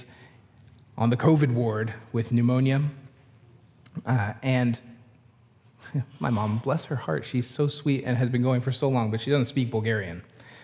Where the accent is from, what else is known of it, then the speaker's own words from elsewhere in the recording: Canada; accent: Canadian; we're from Canada